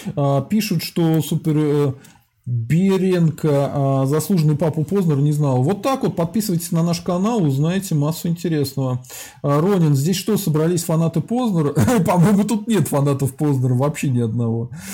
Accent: Russia; я русский

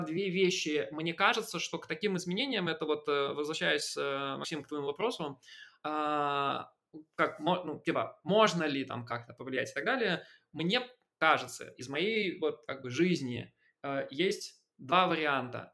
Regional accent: Belarus; я там белорус

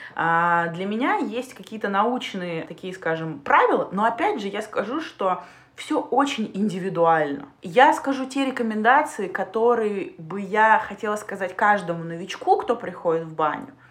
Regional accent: Siberia, Russia; now in Saint Petersburg, Russia; я переехала из Сибири в Петербург

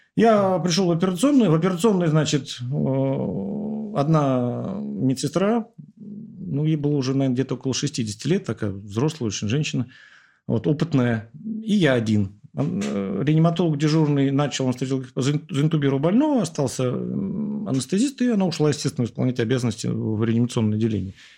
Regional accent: Moscow, Russia; я уехал из Ясни и вернулся потом работать в Ясине

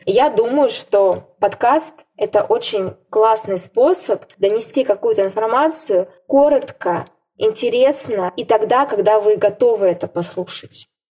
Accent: Siberia, Russia; сибирячка, провинциалка

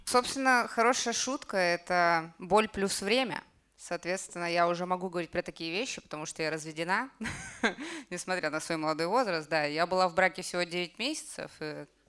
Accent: Kamchatka Krai, Russia; moved away; Я с Камчатки вообще. И я когда закончила институт, я закончила медицинский институт, я вернулась к себе на Камчатку

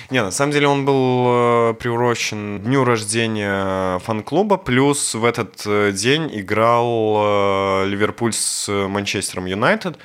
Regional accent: Belarus; мы белорусы

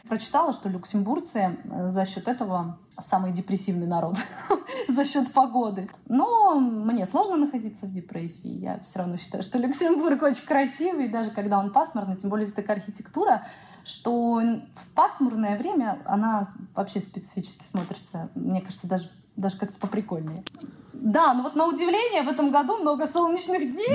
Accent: Siberia, Russia; moved away as an adult; also born or lived in Irkutsk; now in Luxembourg; я сибирячка, мне нужен снег

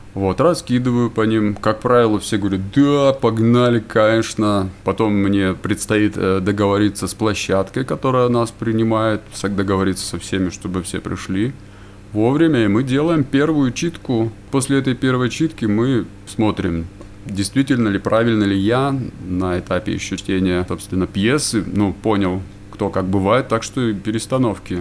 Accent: Yekaterinburg, Sverdlovsk Oblast, Russia; moved away as an adult; now in Vanadzor, Armenia; родился я в городе Екатеринбурге, там же и жил

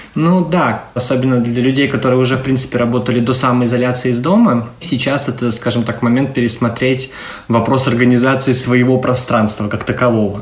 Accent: Saint Petersburg, Russia; moved away as an adult; now in Tallinn, Estonia; Я из Санкт-Петербурга, но летом прошлого года переехал в Таллин

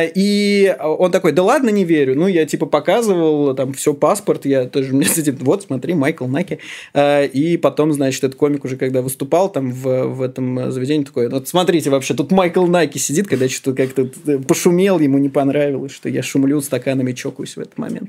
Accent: Moscow, Russia; я родился в Москве, я всю жизнь здесь живу

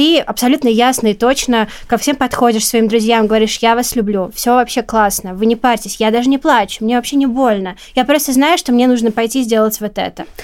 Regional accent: Belarus; потому что я росла в Беларуси, и как бы моя фамилия очень э, была всегда э, едкой для меня

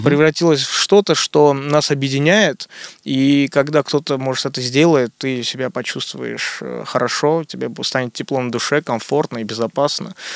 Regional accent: Moscow, Russia; also born or lived in Armenia; Я родился, но вырос здесь, в Москве. Но каждое лето я еду в Армению, там у меня огромное количество родственников

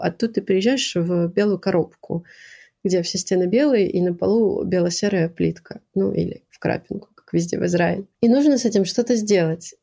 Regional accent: Moscow, Russia; moved away as an adult; also born or lived in Acre, Israel; now in Quebec, Canada; я всю жизнь жила в Москве. Я родилась в Москве

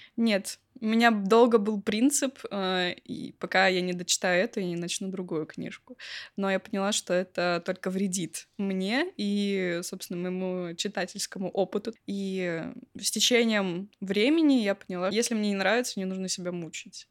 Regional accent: Belgorod, Belgorod Oblast, Russia; из Белгорода

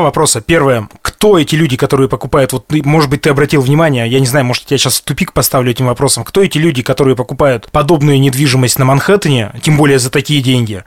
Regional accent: Sverdlovsk Oblast, Russia; нашей Свердловской областью

